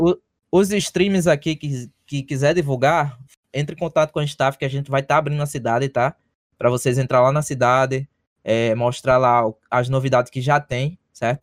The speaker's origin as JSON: {"language": "Portuguese", "country": "Brazil", "moved": "yes", "lives_now": "United States"}